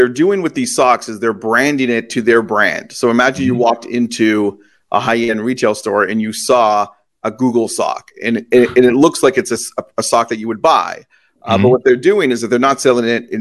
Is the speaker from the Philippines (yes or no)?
no; Toronto, Ontario, Canada; moved away; I grew up in Toronto and I moved after